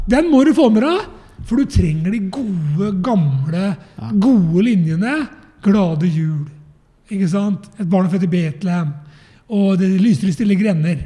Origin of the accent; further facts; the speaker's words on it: Eastern Norway, Norway; moved away; jeg er jo fra Østlandet